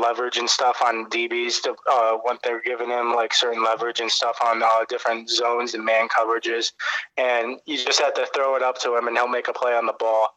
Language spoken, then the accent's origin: English; Cleveland, Ohio, United States; also born or lived in Medina, Ohio; growing up in Cleveland